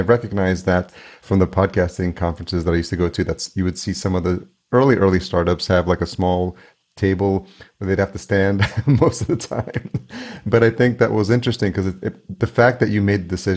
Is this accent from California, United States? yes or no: no; Yonkers, New York, United States; now in Minneapolis, United States; I grew up in New York. So I grew up in Yonkers, New York